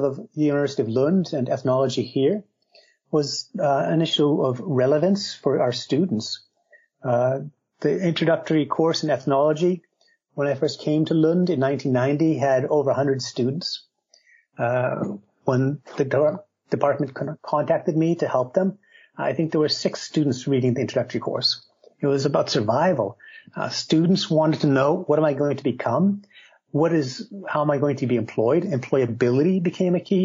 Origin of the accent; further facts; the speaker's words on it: United States; moved away as an adult; also born or lived in Minnesota; now in Sweden; She was actually Swedish, and I'm American, but she moved over to the United States in the 50s, and I was born a little after that.